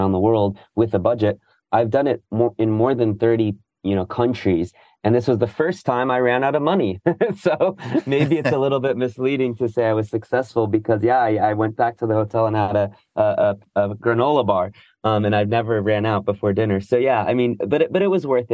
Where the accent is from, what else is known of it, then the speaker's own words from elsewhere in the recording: United States; also born or lived in New York / San Francisco; I'm American